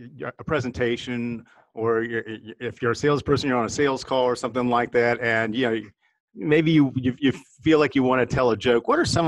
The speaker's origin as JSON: {"language": "English", "region": "Midwest", "country": "United States", "moved": "yes", "said": "And we're from the Midwest originally"}